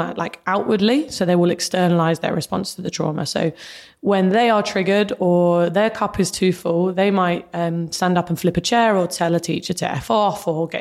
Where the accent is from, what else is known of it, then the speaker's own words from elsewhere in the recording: Luton, East of England, United Kingdom; I was growing up in Luton